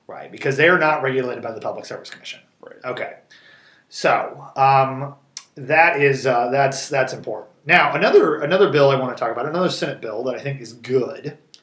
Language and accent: English; Springfield, Missouri, United States; I'm from I'm from Springfield